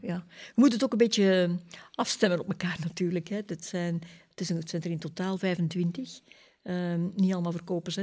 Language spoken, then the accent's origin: Dutch; Ghent, Flanders, Belgium; moved away as an adult; now in Leuven, Belgium; ik ben afkomstig van Gent.